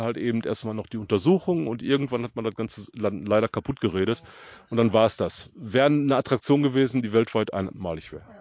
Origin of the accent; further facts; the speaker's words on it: Buer, North Rhine-Westphalia, Germany; born there; Ich äh, bin gebürtig in Bur. Ich war in vierter Generation auf der Zeche Hugo, wo ich mächtig stolz drauf bin.